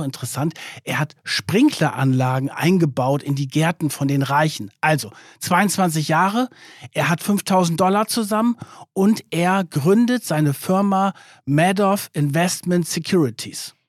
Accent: Germany; bei uns in Deutschland

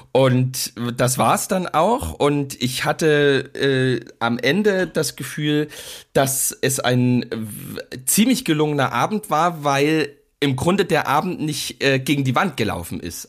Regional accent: East Germany, Germany; ich als Ostdeutscher

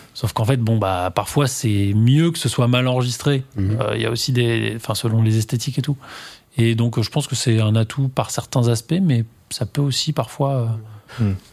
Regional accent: Normandy, France; j'ai grandi en Normandie

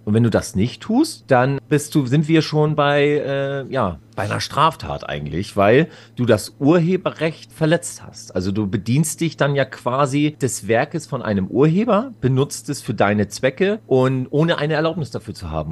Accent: Schleswig-Holstein, Germany; bei uns im Norden haben wir halt relativ gute, oder damals war es eine gute Dichte an Clubs gehabt

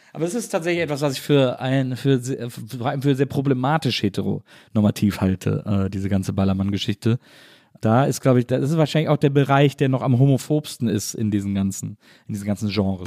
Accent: Wesseling, North Rhine-Westphalia, Germany; also born or lived in Cologne; ich komme eben aus Wesseling, ich komme aus einer kleinen Stadt

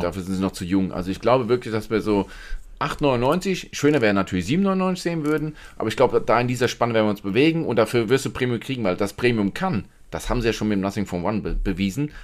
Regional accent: Germany; bei uns in Deutschland

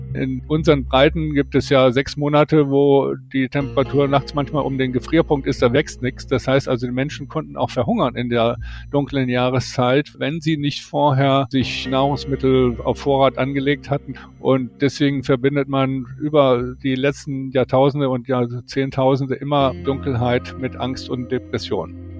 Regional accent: Germany; Das machen wir als Deutsche auch

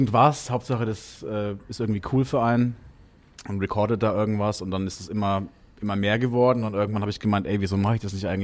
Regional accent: Bavaria, Germany; sage ich immer Franken, weil, oder ich bin Franke

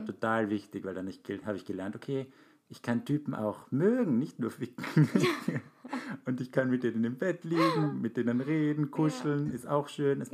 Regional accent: Graz, Styria, Austria; moved away as an adult; now in Vienna, Austria; Aber Graz ist ja meine Heimatstadt und ich bin jetzt seit zehn Jahren in Wien

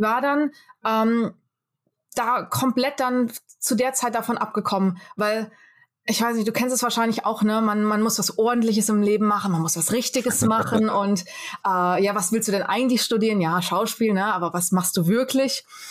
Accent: Fulda, Hesse, Germany; moved away as an adult; also born or lived in Rome / Wiesbaden / Los Angeles; now in Mumbai, India; Ich bin in Fulda geboren, bin in Pronzell aufgewachsen

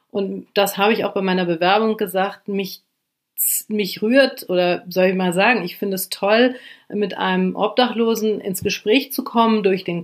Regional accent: Lower Saxony, Germany; also ich komme vom Land, aus Niedersachsen und wollte die große weite Welt kennenlernen

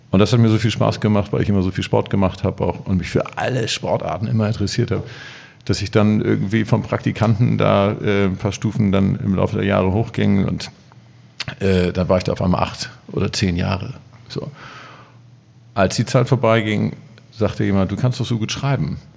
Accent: Cologne, North Rhine-Westphalia, Germany; born there; bin ja nun mal gebürtiger Kölner

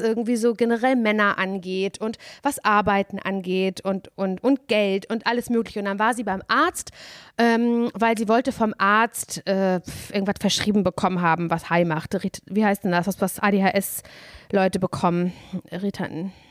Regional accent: Parchim, Mecklenburg-Vorpommern, Germany; moved away; Simon und ich, wir sind ja beide in Mecklenburg-Vorpommern aufgewachsen

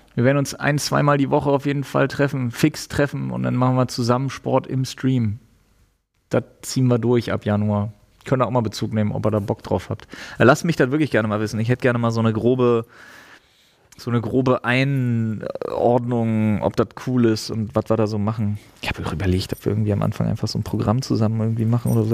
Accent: East Germany, Germany; also born or lived in Storkow; Ich bin Ossi.

